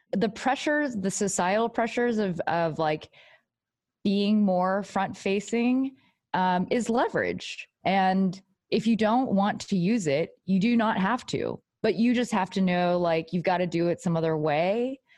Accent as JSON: {"language": "English", "region": "Texas", "country": "United States", "said": "I'm, like, from Texas, like, I'm Asian American"}